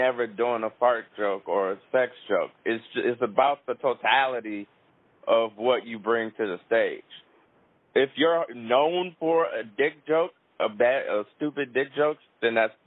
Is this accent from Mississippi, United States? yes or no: no; Toledo, Ohio, United States; moved away as an adult; now in New York, United States; I'm from Toledo, Ohio. Born and raised.